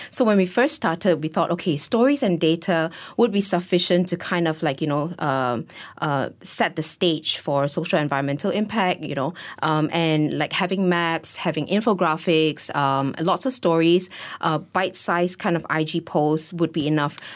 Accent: Malaysia; as a Malaysian

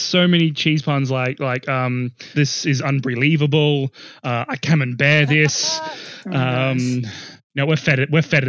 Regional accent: South Australia, Australia; my fellow South Australians

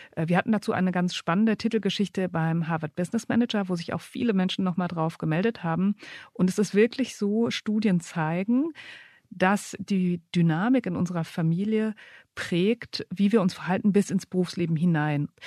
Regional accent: Berlin, Germany; ich bin aufgewachsen in Berlin-Neukölln als größere Schwester

